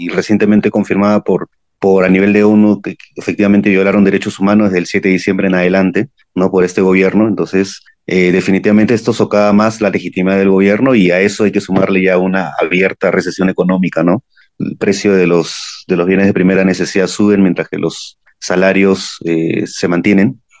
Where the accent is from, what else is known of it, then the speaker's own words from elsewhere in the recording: Peru; ya desde como ciudadanos peruanos lo, vemos a diario, ¿no?